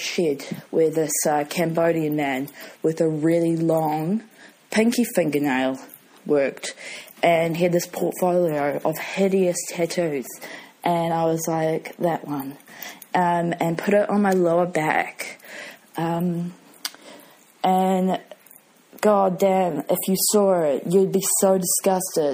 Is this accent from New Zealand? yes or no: yes; New Zealand; also born or lived in United Kingdom; I'm from New Zealand, as you can probably gather. I lived in the UK for a year and 9 months